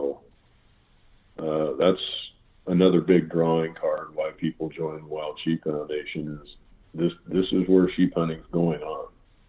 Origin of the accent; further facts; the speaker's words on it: Ohio, United States; moved away; We talked about growing up in Ohio and all of that.